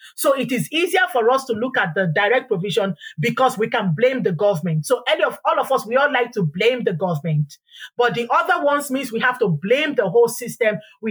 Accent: Ireland; We forget how we went into the Caribbeans, the Caribbean islands, and we were indentured there as Irish people.

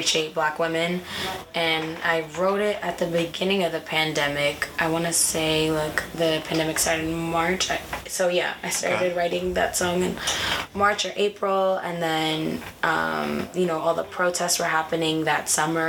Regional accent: Portland, Maine, United States; I was born in Portland, Maine. I was raised there as well.

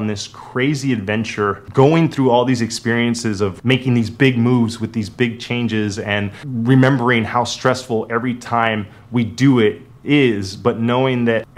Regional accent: Miami, Florida, United States; moved away; also born or lived in Las Vegas, Nevada; where I grew up in Miami

